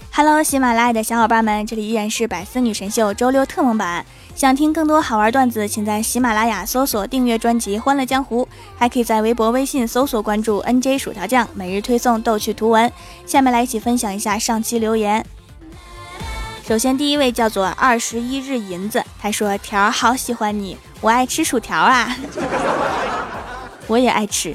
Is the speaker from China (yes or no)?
yes; Northeast China, China; 我们这儿又没风，还不下雨，就剩下热了